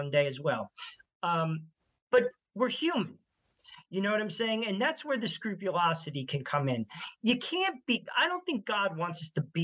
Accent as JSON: {"language": "English", "region": "New Jersey", "country": "United States", "said": "I'm from New Jersey"}